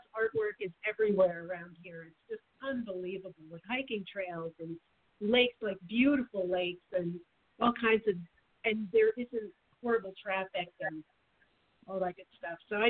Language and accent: English; Norwalk, Connecticut, United States; moved away as an adult; also born or lived in Boston, Massachusetts / Arizona; now in Phoenix, United States; I grew up out east in Norwalk, Connecticut, near Manhattan, and right in a seaport